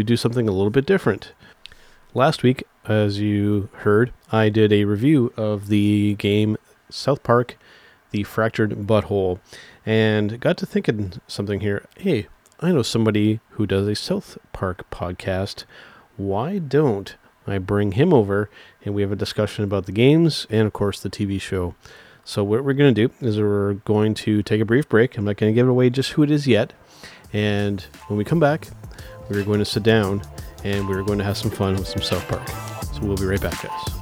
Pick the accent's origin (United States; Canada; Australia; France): Canada; as a Canadian